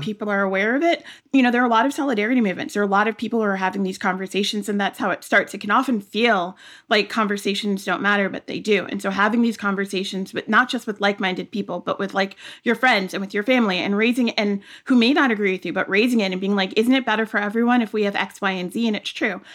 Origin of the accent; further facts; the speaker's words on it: New York, United States; as a kid, I grew up in New York.